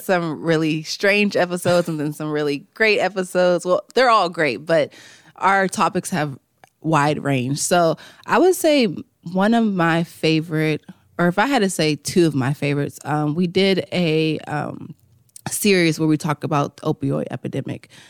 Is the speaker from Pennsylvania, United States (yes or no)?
yes; Farrell, Pennsylvania, United States; I'm from Farrell